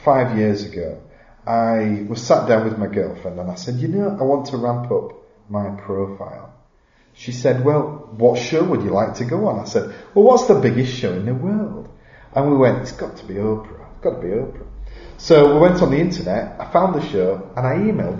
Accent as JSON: {"language": "English", "town": "Halifax", "region": "Yorkshire and the Humber", "country": "United Kingdom", "said": "I'm from Halifax. Never been out of the county since I was like 11."}